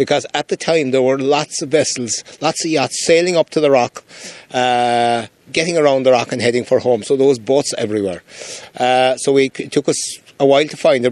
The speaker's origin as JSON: {"language": "English", "area": "Cape Clear Island", "region": "Munster", "country": "Ireland", "moved": "yes", "said": "I'm from Cape Clear Island, so we moved here in 1970."}